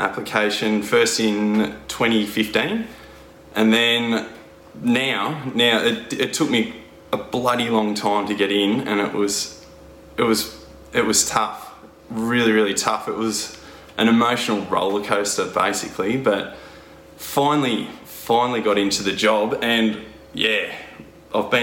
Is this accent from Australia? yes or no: yes; Horsham, Victoria, Australia; born and bred in the Wimmera, which is Horsham in country Victoria